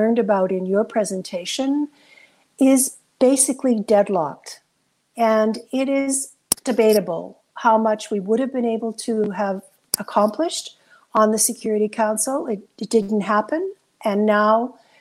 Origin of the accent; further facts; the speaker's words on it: Canada; as a Canadian